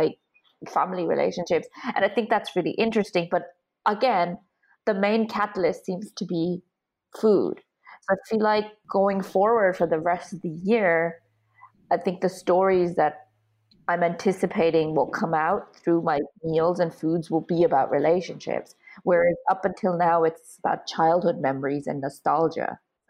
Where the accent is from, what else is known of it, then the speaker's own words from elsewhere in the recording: Dublin, Leinster, Ireland; moved away as an adult; also born or lived in Hungary; now in United Kingdom; I grew up in Dublin in Ireland